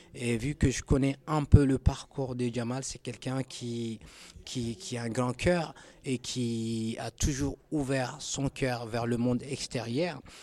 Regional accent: Chad; en tant que Tchadien originaire du Tchad

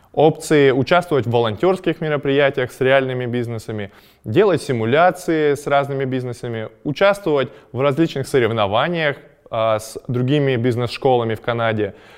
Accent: Chelyabinsk, Chelyabinsk Oblast, Russia; moved away as an adult; also born or lived in Ottawa, Canada; я из Челябинска

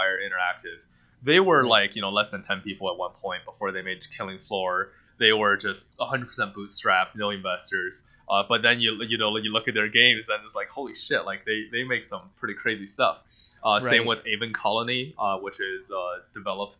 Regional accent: China; first language Mandarin; English is a second language; now in Denver, United States; It's still my native language. I mean, I grew up speaking Mandarin. I was born in China.

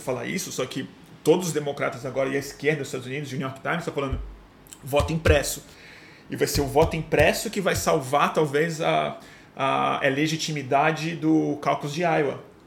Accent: Brazil

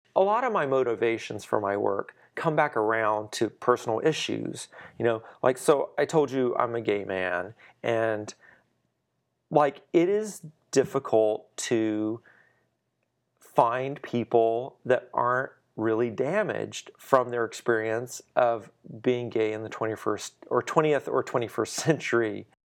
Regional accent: southwestern Louisiana, United States; moved away as an adult; now in Dallas, United States; Louisiana, southwestern Louisiana, actually not far from Houston, between Lake Charles and Lafayette

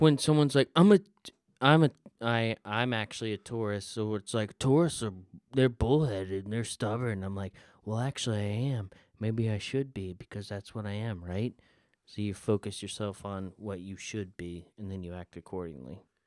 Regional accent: the South, United States; I'm from the South and iced tea is a big thing

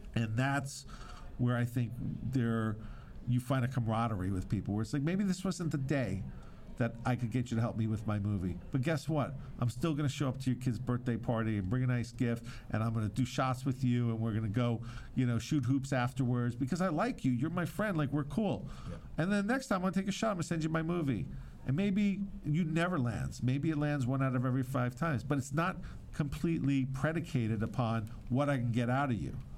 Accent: Long Beach, New York, United States; now in Miami, United States; I am originally from Long Beach, New York

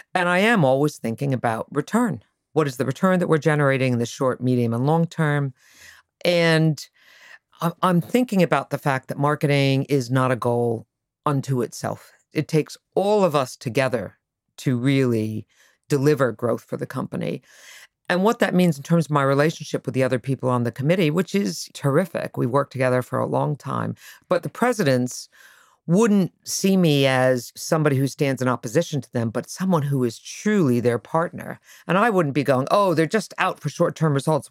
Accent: Connecticut, United States; moved away; also born or lived in Boston; I grew up in Connecticut

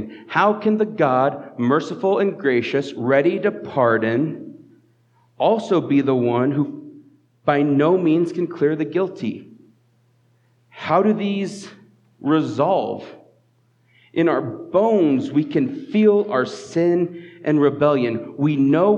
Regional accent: Southeast Colorado, United States; now in Fort Collins, United States; I grew up in Southeast Colorado

